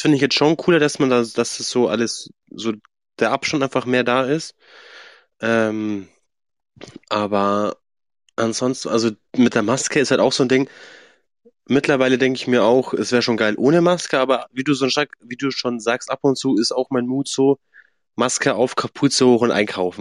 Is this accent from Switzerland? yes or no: no; Swabia, Germany; accent: Swabian; ich rede ja kein Bayerisch, ich rede ja Schwäbisch